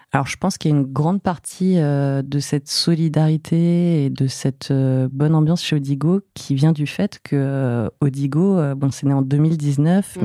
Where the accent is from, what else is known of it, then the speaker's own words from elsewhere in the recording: Fontainebleau, Île-de-France, France; also born or lived in Paris; je suis née à Paris, mais j'ai ai pas trop vécu. Euh, j'ai passé une plus grande partie de mon enfance à Fontainebleau